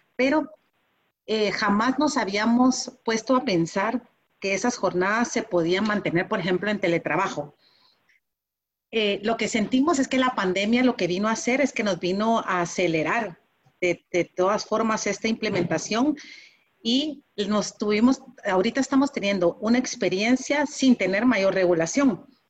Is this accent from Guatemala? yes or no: yes; Guatemala; también tenemos en, en Guatemala